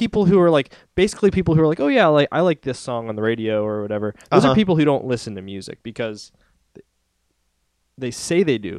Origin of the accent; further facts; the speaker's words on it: Pittsburgh, Pennsylvania, United States; also born or lived in Houston, Texas; I moved to Pittsburgh when I was 7. I lived in Houston, Texas till I was 7.